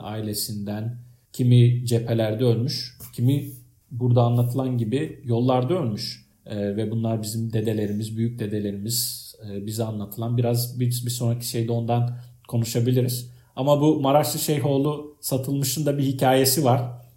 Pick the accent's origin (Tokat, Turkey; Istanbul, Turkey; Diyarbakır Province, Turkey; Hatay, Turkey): Hatay, Turkey; Iskenderun; born or raised there; moved away; also born or lived in Ankara